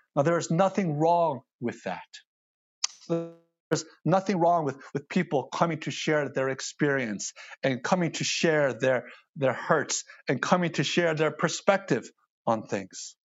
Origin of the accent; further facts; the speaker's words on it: United States; I see an Asian male, born in the States, speaks English